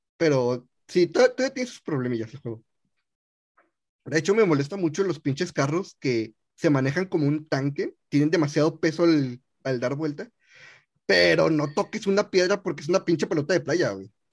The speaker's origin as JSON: {"language": "Spanish", "country": "Mexico", "said": "soy mexicano"}